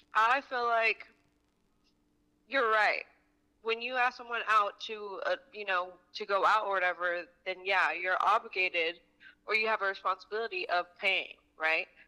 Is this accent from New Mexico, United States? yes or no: yes; Albuquerque, New Mexico, United States; now in Tucson, United States; I am from Albuquerque, New Mexico, but I live in Tucson, Arizona.